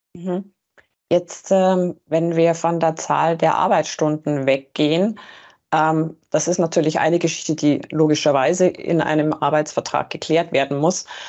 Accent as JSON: {"language": "German", "country": "Germany", "said": "bei uns in Deutschland"}